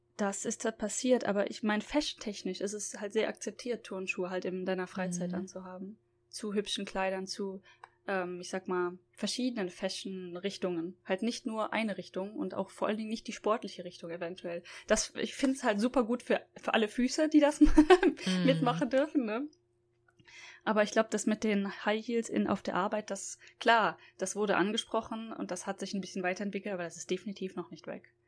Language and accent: German; Germany; now in Japan; bei uns in Deutschland